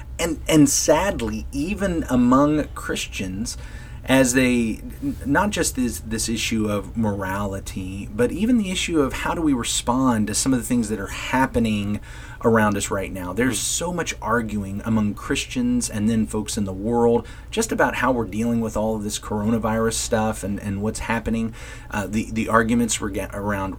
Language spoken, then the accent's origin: English; United States